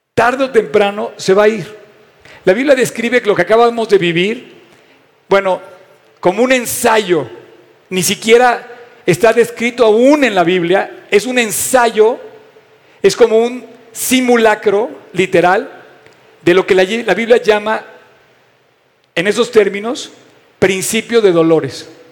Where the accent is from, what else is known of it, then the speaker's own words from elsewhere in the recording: Mexico; soy un mexicano